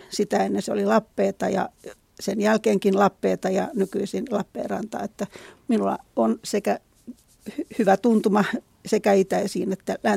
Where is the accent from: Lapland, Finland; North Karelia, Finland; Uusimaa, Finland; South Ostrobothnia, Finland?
Uusimaa, Finland; Kerava; minä olen kotoisin Keravalta, olen asunut siellä aina, asun edelleenkin ja Keravahan on vain 30 kilometriä Helsingistä ja Keravalla kyllä on ollut murretta. Siellä on puhuttu tämmöistä eteläisen Hämeen murretta